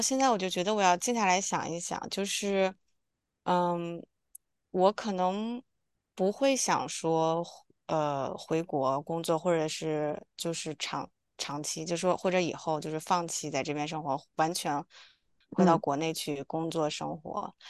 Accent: China; moved away; 我们是从小一起在我姥姥家这样长大的

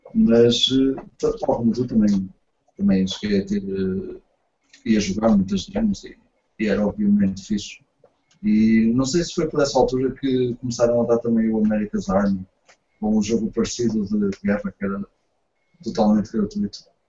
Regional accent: Portugal

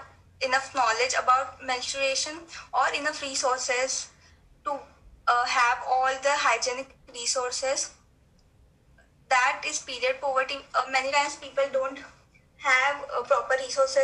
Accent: India; I'm from India

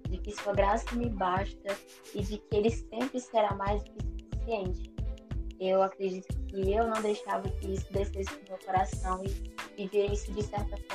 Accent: Fortaleza, Ceará, Brazil; tenho 23 anos, sou de Fortaleza, Ceará.

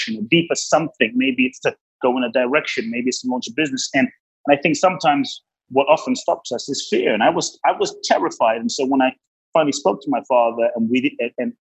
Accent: London, United Kingdom; also born or lived in Ghana; I grew up in London.

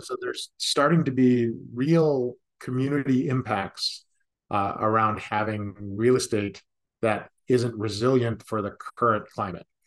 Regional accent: Chicago, Illinois, United States; I grew up in Chicago

